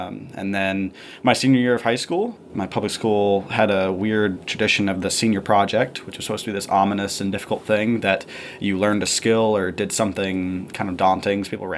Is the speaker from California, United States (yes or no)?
no; Columbus, Georgia, United States; Yeah, so I'm from a town in kind of southwest Georgia called Columbus. It's right on the border with Alabama, about 5 minutes from the Phoenix City, Alabama.